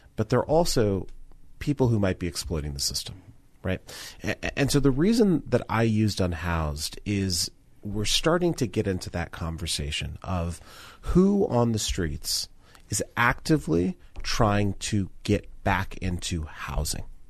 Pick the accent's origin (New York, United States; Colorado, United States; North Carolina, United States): Colorado, United States; Denver; Growing up in Denver